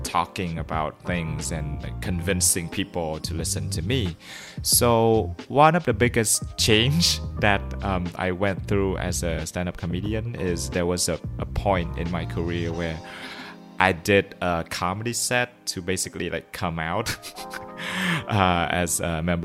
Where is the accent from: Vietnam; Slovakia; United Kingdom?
Vietnam; first language Vietnamese; English is a second language; Vietnamese, my mother tongue